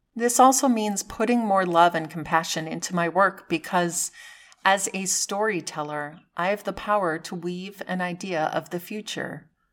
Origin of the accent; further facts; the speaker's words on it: Massachusetts, United States; Growing up in Massachusetts